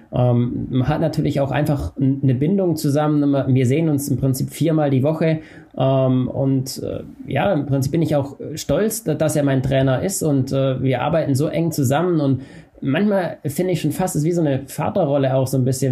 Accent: Unterkirnach, Baden-Württemberg, Germany; ich komme aus dem Schwarzwald und bin beim FC Alemannia unter Kirnach damals gelaufen

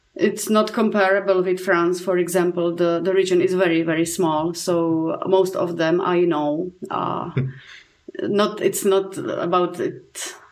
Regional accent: Czechia; I'm coming from Czech Republic

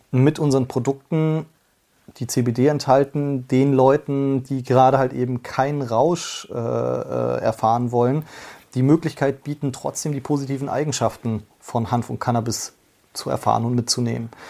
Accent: Fulda, Hesse, Germany; Ja, ich komme aus einer sehr konservativen Stadt. Äh, Fulda liegt so auch an der Grenze zu Bayern, merkt man auch die Nähe auf jeden Fall ähm, ganz gut. Sehr ähm, CDU geprägt.

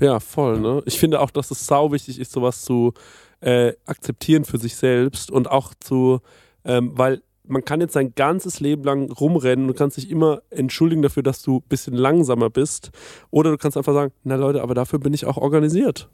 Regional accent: Spessart, Germany; unser Spessart

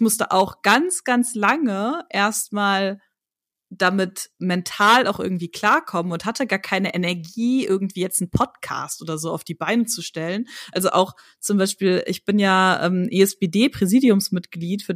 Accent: Hagen, North Rhine-Westphalia, Germany; moved away as an adult; also born or lived in Hamburg; now in Berlin, Germany; Ich komme tatsächlich aus Hagen

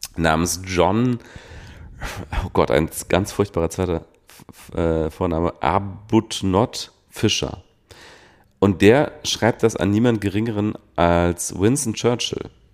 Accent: Rhineland, Germany; ich bin Rheinländer

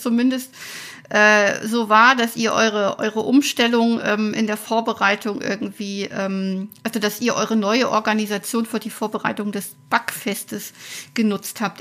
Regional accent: Weimar, Thuringia, Germany; in meiner Heimat Thüringen

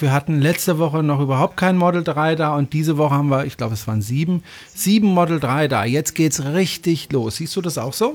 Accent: France; now in Germany; ich bin ja auch Franzose

